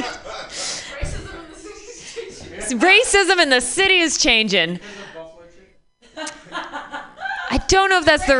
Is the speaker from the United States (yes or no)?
yes; Michigan, United States; I'm from Michigan